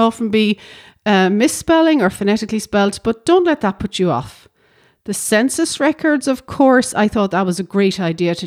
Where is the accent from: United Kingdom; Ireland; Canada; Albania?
Ireland; Irish people living in Ireland